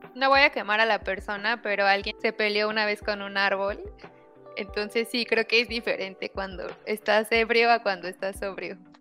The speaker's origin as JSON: {"language": "Spanish", "region": "Puebla", "country": "Mexico", "said": "Como buena poblana"}